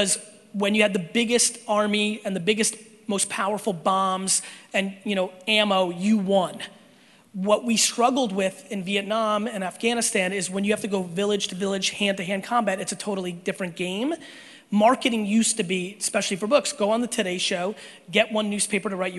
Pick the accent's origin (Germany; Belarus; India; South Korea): Belarus; now in United States; I was born in Belarus